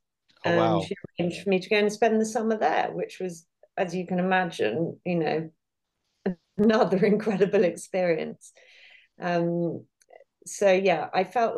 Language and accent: English; Herefordshire, West Midlands, United Kingdom; where I spent a lot of time growing up in Herefordshire, we were surrounded by farmers.